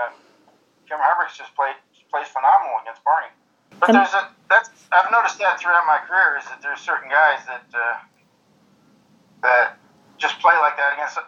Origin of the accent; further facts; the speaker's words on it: Kentucky, United States; I'm from Kentucky